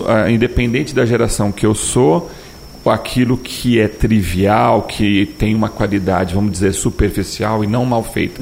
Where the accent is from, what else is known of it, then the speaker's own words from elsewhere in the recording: São Paulo, Brazil; moved away; eu sou de São Paulo e eu morava numa, numa rua lá em São Paulo